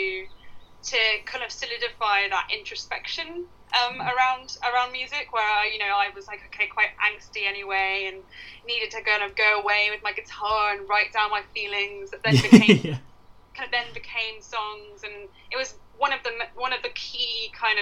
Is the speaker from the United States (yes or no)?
no; Ipswich, East of England, United Kingdom; I grew up like in near Ipswich